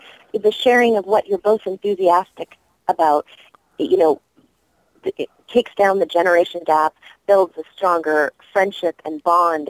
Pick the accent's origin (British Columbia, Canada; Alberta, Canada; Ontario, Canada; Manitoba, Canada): British Columbia, Canada; Vancouver; now in United States; growing up in Vancouver, Sanrio and Hello Kitty and the Little Twin Stars were huge when I was a little girl